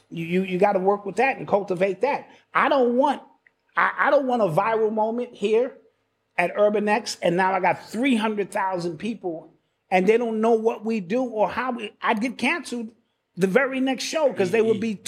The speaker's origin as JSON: {"language": "English", "town": "Brooklyn", "region": "New York", "country": "United States", "said": "You know, I'm from Brooklyn."}